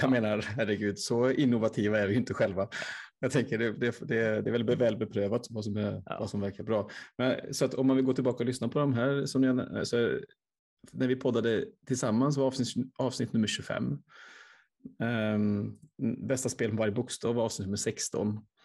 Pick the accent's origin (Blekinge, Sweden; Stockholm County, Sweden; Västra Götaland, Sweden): Västra Götaland, Sweden; Vänersborg area; mina hemtrakter